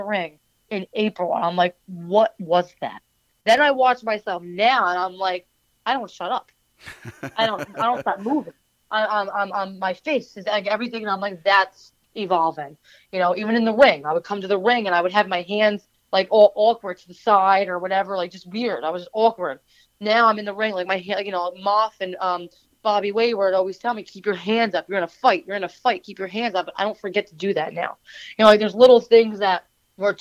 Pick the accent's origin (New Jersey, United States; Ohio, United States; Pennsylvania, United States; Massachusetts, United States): New Jersey, United States; I grew up in New Jersey. I didn't grow up anywhere else